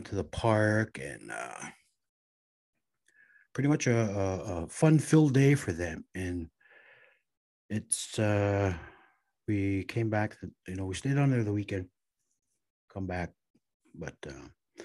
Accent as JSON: {"language": "English", "town": "Red Lake", "region": "Minnesota", "country": "United States", "tie": "born or raised there", "said": "growing up in Red Lake, raising a family"}